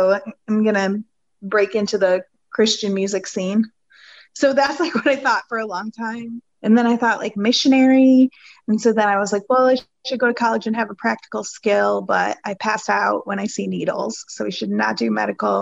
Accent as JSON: {"language": "English", "region": "Ohio", "country": "United States", "moved": "yes", "lives_now": "Atlanta, United States", "said": "I come from the Midwest"}